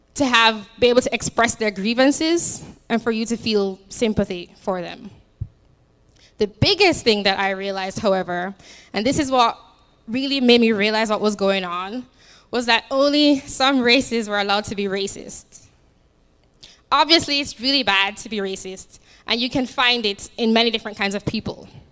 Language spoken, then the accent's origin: English; Jamaica; now in United States; I'm from Jamaica, although I've been here for like nine years now